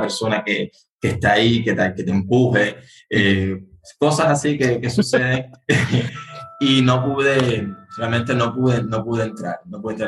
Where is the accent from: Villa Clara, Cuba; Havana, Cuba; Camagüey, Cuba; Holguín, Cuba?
Havana, Cuba; yo nací aquí en La Habana, soy originario aquí de la capital.